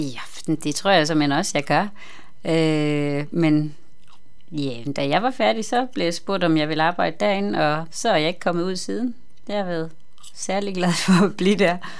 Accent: Southern Jutland, Southern Denmark, Denmark; now in Copenhagen, Denmark; jeg kommer fra Jylland, men er havnet her i København

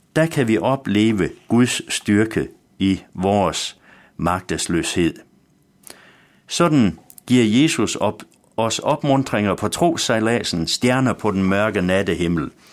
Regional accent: West Jutland, Central Denmark Region, Denmark; Da jeg var dreng hjemme i Vestjylland

